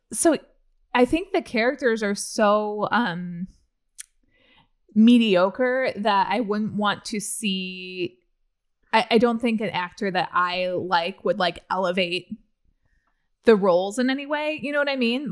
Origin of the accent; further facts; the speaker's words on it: Central Illinois, United States; I'm from Central Illinois